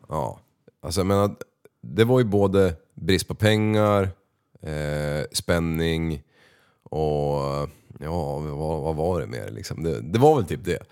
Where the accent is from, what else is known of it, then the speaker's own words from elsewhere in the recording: Västerås, Västmanland, Sweden; jag är född i Västerås eh, eh, och uppvuxen på ett område som heter